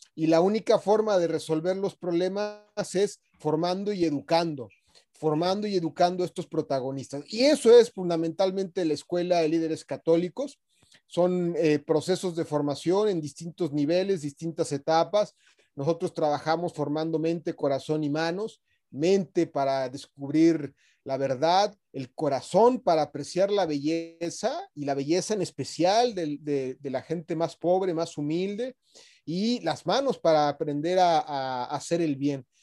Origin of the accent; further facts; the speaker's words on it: Mexico; moved away as an adult; now in Santiago, Chile; Nací en México hace 44 años de edad, estudié ciencias políticas en, en mi país, donde yo nací, pero ya tengo casi 20 años